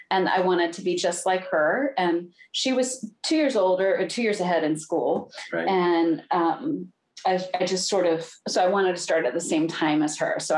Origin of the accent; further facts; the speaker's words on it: Ohio, United States; also born or lived in California / Germany; Home state. I'm from Ohio. I was born.